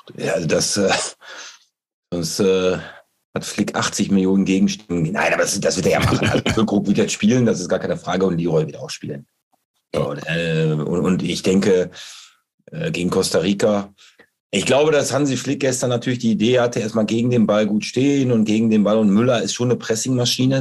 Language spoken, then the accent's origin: German; Bocholt, North Rhine-Westphalia, Germany; ich komme aus Bocholt